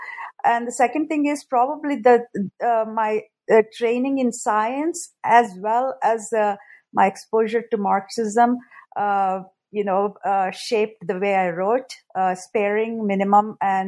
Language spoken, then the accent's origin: English; Kakinada, Andhra Pradesh, India; moved away as an adult; also born or lived in Chennai, India; now in United States; I was born in Andhra. I grew up in a small town called Kakinada.